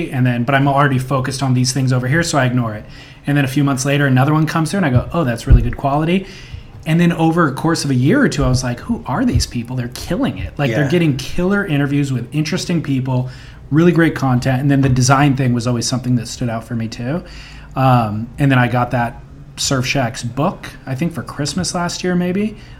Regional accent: California, United States; kind of growing up in Orange County, where there is the surf industrial complex, that's all I'm focused on.

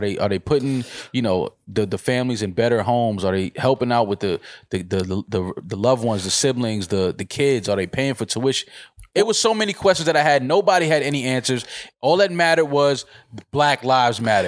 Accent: United States; I'm American

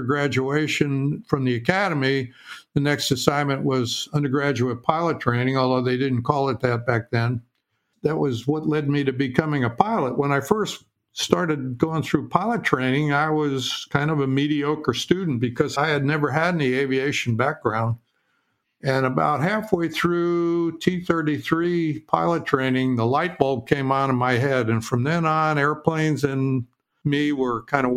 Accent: northern New Jersey, United States; I was originally born and raised in a small town in northern New Jersey in suburban New York City

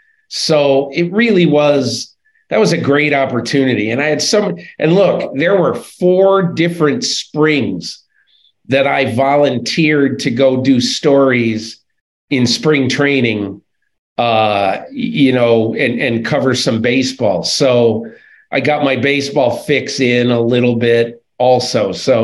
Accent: Northern Connecticut, United States; moved away as an adult; also born or lived in Athens, Ohio; I grew up in Northern Connecticut.

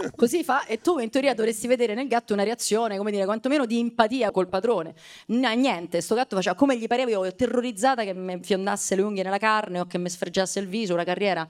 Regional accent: Rome, Lazio, Italy; io sono romana e nata e cresciuta a Testaccio

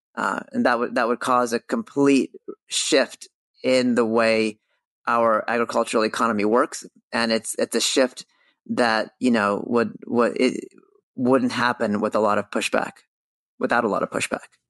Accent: California, United States; moved away as an adult; also born or lived in New York City; when I grew up in California, I very much grew up in the industry

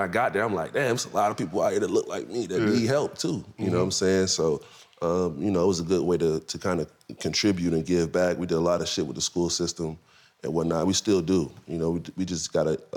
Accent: Florida, United States; I'm from Florida. I'm from Florida, too, where the sun always shining

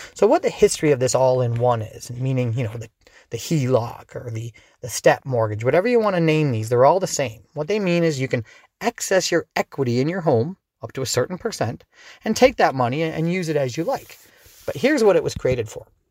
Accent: Dorchester, Ontario, Canada; also born or lived in London, Ontario; I grew up in Dorchester, just outside on the edge

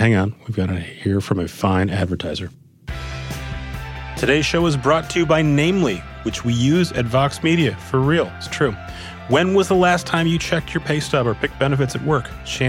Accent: Minnesota, United States; moved away; growing up in Minnesota

